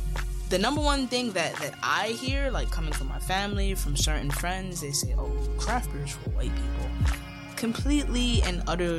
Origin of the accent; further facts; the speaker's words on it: Jamaica; So my grandpa, I'm Jamaican, my entire family's Jamaican